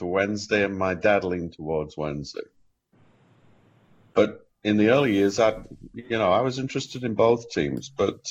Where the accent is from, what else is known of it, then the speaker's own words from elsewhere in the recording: Sheffield, Yorkshire and the Humber, United Kingdom; now in Cincinnati, United States; I grew up in Sheffield, but I grew up in the close vicinity of Bramall Lane